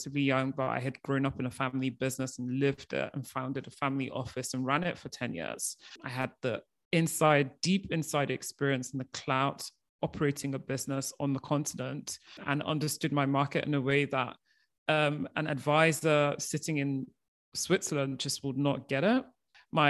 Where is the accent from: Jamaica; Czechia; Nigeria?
Nigeria; moved away as an adult; also born or lived in United Kingdom; I am of Nigerian origin, and the year I was born, my parents started off our family business.